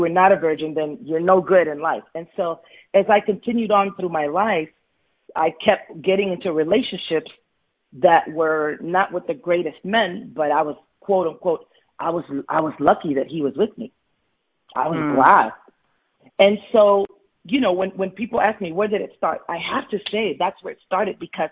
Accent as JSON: {"language": "English", "town": "Orlando", "region": "Florida", "country": "United States", "tie": "born or raised there", "moved": "as an adult", "lives_now": "Texas, United States", "said": "I grew up in Orlando, Florida"}